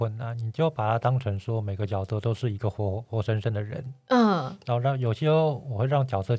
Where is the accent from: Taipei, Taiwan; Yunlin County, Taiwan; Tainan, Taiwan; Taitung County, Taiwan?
Taipei, Taiwan; 呃，对，我是台北人，